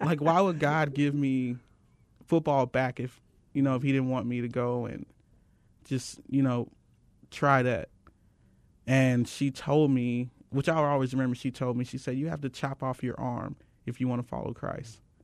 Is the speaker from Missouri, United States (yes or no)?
yes; St. Louis, Missouri, United States; now in Phoenix, United States; I come from Saint Louis, Missouri.